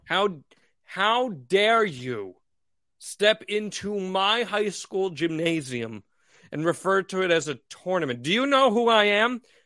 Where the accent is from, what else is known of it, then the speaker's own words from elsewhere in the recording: Northeast, United States; how we were raised in the Northeast